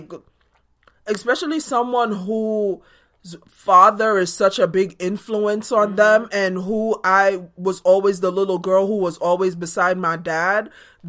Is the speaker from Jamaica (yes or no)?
yes; Jamaica; born or raised there